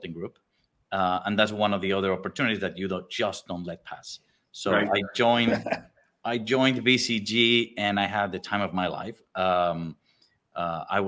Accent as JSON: {"language": "English", "region": "Mexico City", "country": "Mexico", "tie": "born or raised there", "also_born_or_lived": "Argentina", "moved": "as an adult", "said": "I was born and raised in Mexico City"}